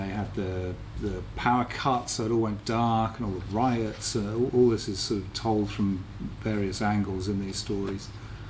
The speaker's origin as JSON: {"language": "English", "country": "United Kingdom", "said": "I'm very British."}